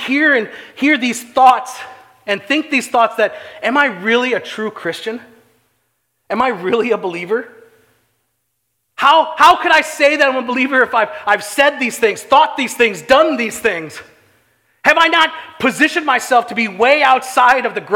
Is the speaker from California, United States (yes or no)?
no; St. Charles, Illinois, United States; I grew up on Gray Street here in St. Charles